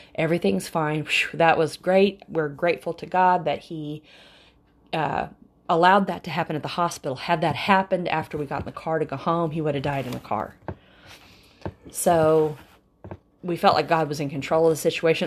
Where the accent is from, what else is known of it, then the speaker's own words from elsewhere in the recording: Oklahoma, United States; we're from Oklahoma